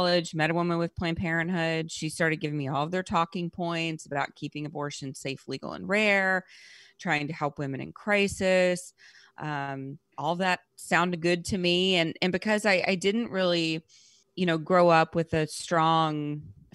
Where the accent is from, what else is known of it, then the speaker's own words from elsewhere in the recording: Rockdale, Texas, United States; also born or lived in Louisiana; I was born in Texas